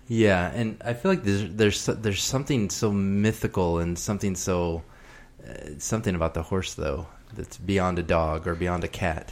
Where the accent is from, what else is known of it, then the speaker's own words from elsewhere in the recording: Texas, United States; I grew up in Texas